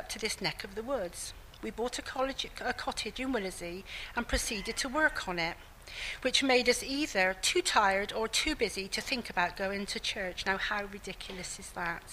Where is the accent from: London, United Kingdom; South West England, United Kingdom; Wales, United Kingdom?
South West England, United Kingdom; Keynsham; also born or lived in Bristol; I was born in Bristol and brought up in a village between Bristol and Bath called Canesham